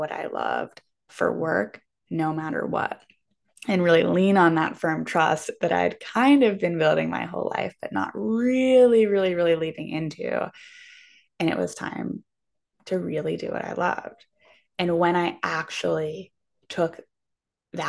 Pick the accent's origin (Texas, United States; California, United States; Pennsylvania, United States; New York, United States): Pennsylvania, United States; Pittsburgh; moved away as an adult; also born or lived in Vermont; I'm from Pittsburgh, Pennsylvania